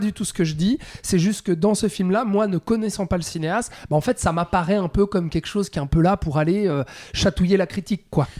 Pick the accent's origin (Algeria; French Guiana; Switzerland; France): Switzerland; chez nous en Suisse